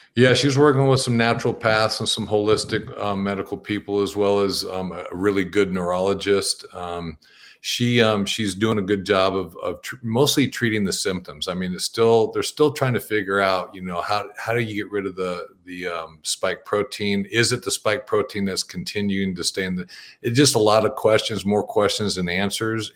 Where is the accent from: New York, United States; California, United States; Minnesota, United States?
California, United States; Bakersfield; now in Sisters, United States; I grew up in the Central Valley of, of California and Bakersfield